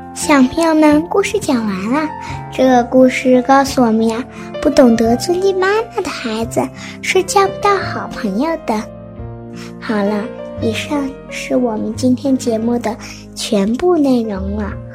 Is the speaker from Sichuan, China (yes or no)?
yes; Santai, Sichuan, China; 我来自四川省三台县广化小学一年级四班